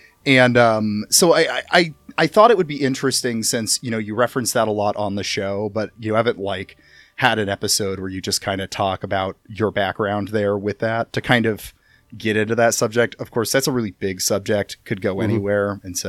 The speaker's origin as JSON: {"language": "English", "region": "Iowa", "country": "United States", "said": "But I was from Iowa, and I feel like the culture is a little lagged behind"}